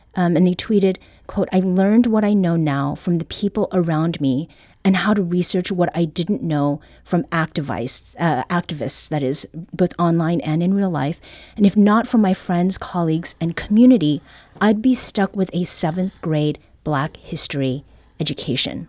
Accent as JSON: {"language": "English", "country": "Canada", "tie": "born or raised there", "moved": "yes", "lives_now": "Saint Louis, United States", "said": "I was born and raised in Canada"}